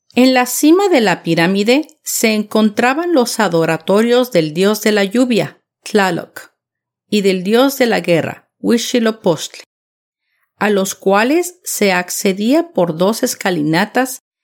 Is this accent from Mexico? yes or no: yes; Mexico City, Mexico; la capital de México. Mi ciudad natal, donde pasé una niñez inolvidable